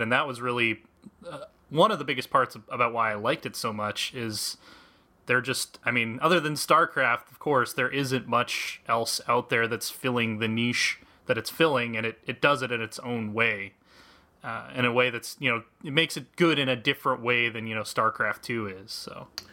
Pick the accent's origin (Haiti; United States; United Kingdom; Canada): United States; also born or lived in Kansas; I'm American. I grew up in, like, Colorado and Kansas my entire life.